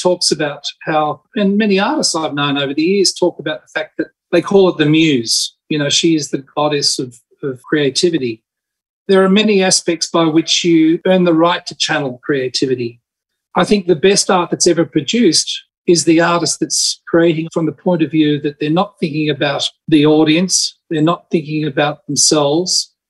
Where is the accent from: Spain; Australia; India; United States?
Spain; I grew up in Spain and basically was surrounded by flamenco.